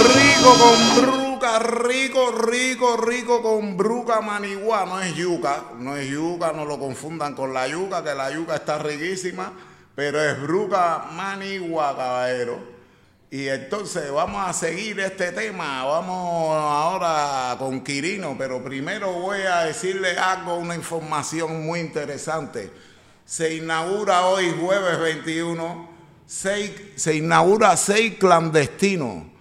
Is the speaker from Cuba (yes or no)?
yes; Cuba; now in Valencia, Spain; Cuba, de mi tierra querida